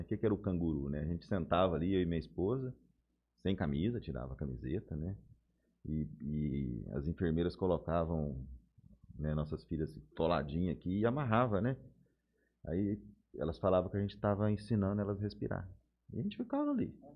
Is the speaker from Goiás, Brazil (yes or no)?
yes; Goiás, Brazil; also born or lived in Belo Horizonte; now in Jales, Brazil; eu sou de Goiás. Nasci no interior de Goiás